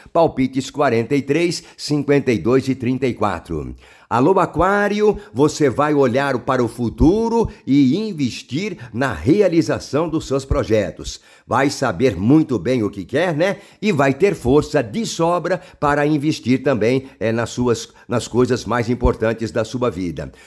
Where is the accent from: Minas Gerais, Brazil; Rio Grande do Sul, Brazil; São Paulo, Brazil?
São Paulo, Brazil; interior of; accent: paulista do interior; eu como é, paulista, né, do interior